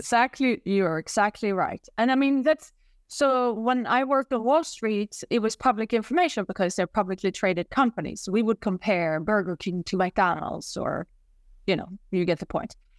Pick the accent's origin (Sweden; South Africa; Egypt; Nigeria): Sweden; moved away as an adult; now in New York, United States; I'm from Sweden originally, hence the accent.